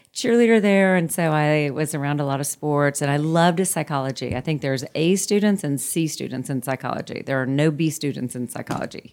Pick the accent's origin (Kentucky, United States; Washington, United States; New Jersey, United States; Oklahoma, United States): Oklahoma, United States; Muskogee; moved away; I grew up in Muskogee, Oklahoma